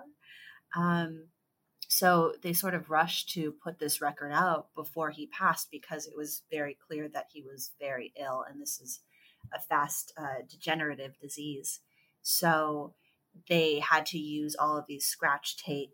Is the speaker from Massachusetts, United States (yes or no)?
no; San Ramon, California, United States; moved away as an adult; also born or lived in San Francisco / Oakland; now in New York, United States; I grew up in San Ramon, which is in Contra Costa County.